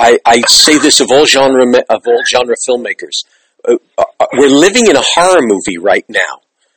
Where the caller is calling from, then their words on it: New York, United States; I'm calling you from New York